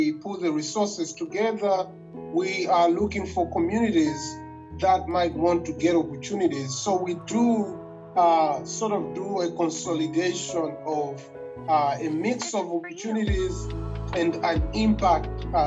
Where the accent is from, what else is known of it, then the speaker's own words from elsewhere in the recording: Malawi; moved away as an adult; now in United States; I come from Malawi.